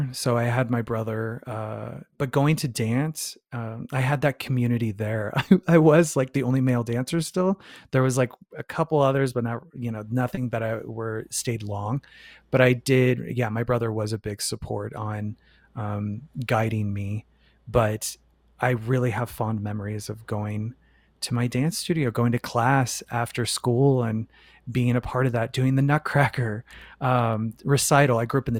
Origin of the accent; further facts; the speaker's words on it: Phoenix, Arizona, United States; moved away; also born or lived in New York City; Phoenix, Arizona.